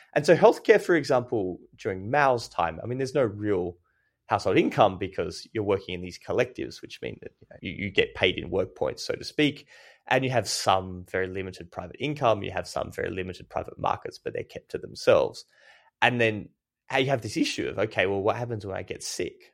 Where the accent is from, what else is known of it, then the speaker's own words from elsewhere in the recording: Australia; I'm Australian